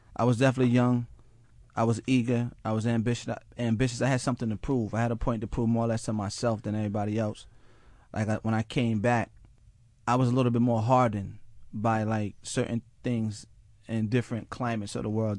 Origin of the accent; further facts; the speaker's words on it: Mount Vernon, New York, United States; from Mount Vernon, New York